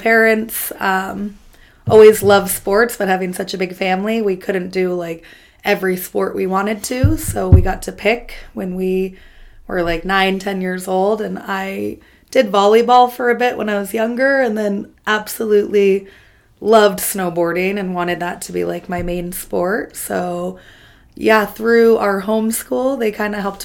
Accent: South Lake Tahoe, California, United States; I'm from South Lake Tahoe, California

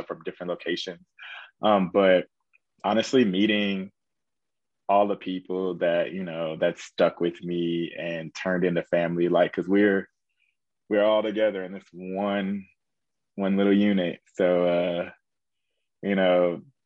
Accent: Indianapolis, Indiana, United States; moved away as an adult; I really wanted to get out of Indiana. That's where I'm from Indianapolis, Indiana

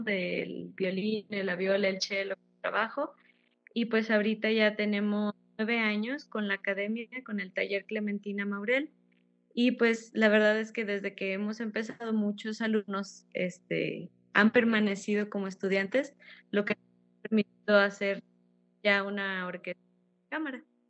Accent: Fresnillo, Zacatecas, Mexico; soy zacatecana, soy originaria de Fresnillo, Zacatecas

